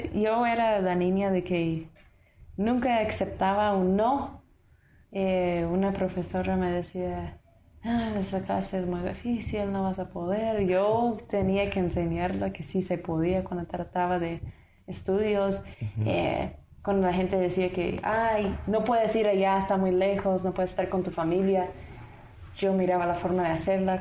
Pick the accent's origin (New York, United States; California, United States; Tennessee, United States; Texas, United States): Tennessee, United States; Spanish is a second language; moved away as an adult; now in Guatemala; soy de un pueblo, Uruguay, Tennessee